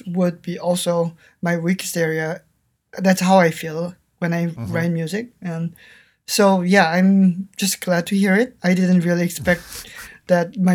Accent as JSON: {"language": "English", "country": "South Korea", "tie": "born or raised there", "second_language": "English", "moved": "yes", "said": "when I was growing up in South Korea"}